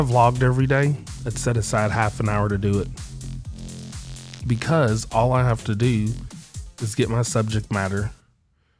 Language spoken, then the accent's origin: English; Indiana, United States; now in Seattle, United States; I'm from Indiana